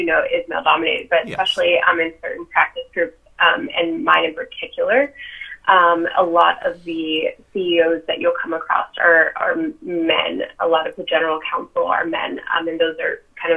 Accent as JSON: {"language": "English", "town": "Eagle River", "region": "Alaska", "country": "United States", "also_born_or_lived": "Delaware / Virginia", "lives_now": "Anchorage, United States", "said": "I'm actually from Alaska. I'm from Eagle River."}